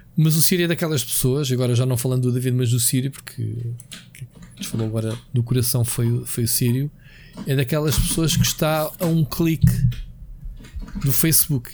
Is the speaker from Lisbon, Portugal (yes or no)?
yes; Queluz, Lisbon, Portugal; Queluz, que foi onde eu cresci